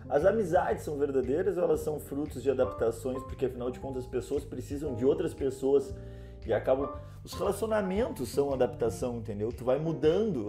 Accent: Rio Grande do Sul, Brazil; first language Portuguese; moved away as an adult; now in Lisbon, Portugal; a gente é do Rio Grande do Sul, né? E mora próximo ao Uruguai

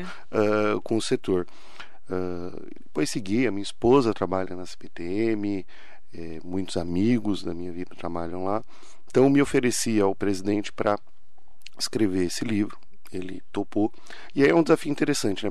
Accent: Ferraz de Vasconcelos, São Paulo, Brazil; eu fui criado em Ferraz de Vasconcelos, a quarta cidade mais pobre do estado

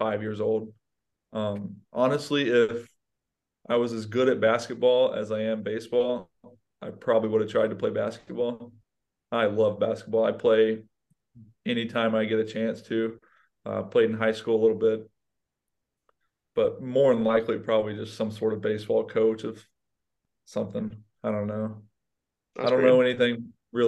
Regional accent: Georgia, United States; I'm from Georgia.

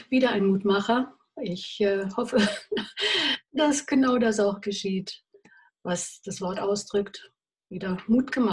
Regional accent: North Rhine-Westphalia, Germany; now in Chiemsee, Germany; zwar am Chiemsee wohne, aber keine wirklich echte Bayerin bin, gell? sondern ganz im Gegenteil. Ich bin ursprünglich aus der Gegend von Köln

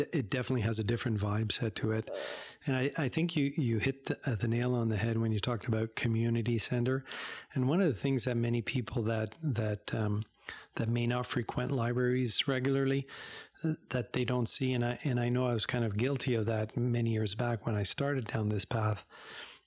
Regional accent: Montreal, Quebec, Canada; moved away as an adult; also born or lived in Barrie, Ontario / Ottawa, Ontario; now in Embrun, Canada; I grew up in Montreal

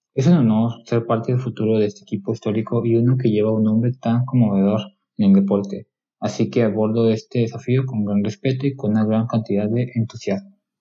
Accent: Mexico; yo soy mexicano

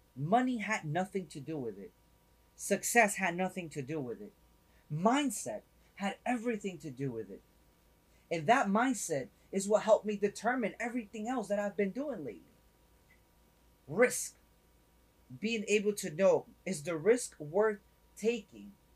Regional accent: New York City, New York, United States; now in Florida, United States; I'm originally from up north, right? I'm originally from up north. So coming from New York

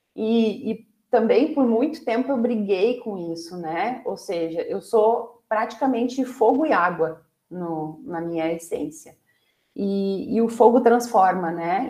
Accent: Brazil; como brasileiros

